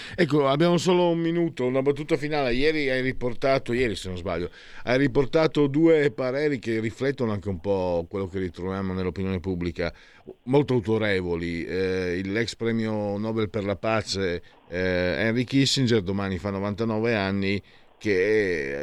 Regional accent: Friuli-Venezia Giulia, Italy; now in Lombardy, Italy; vengo dal Friuli, insomma sono immigrato

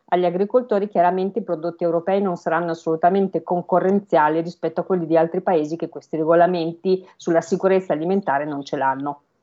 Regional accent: Emilia-Romagna, Italy; io vengo da una tradizione agricola, io vengo dall'Emilia Romagna

